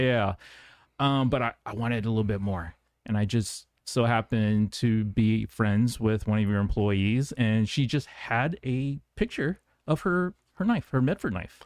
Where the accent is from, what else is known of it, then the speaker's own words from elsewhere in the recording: Guam; moved away; I grew up on Guam